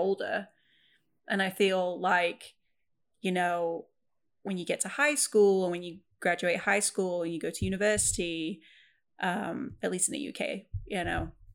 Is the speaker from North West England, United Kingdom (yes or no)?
yes; Preston, North West England, United Kingdom; also born or lived in Wales; where I grew up in Preston in England, it's a very working class city.